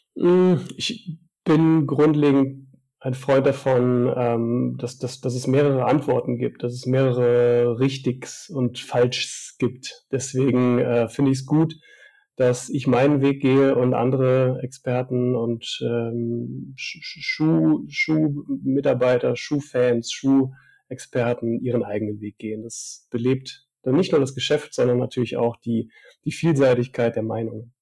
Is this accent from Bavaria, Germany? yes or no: yes; Upper Palatinate, Bavaria, Germany; meine Heimat, die Oberpfalz, ist natürlich bergisch und ich fühle mich da auch einfach wohl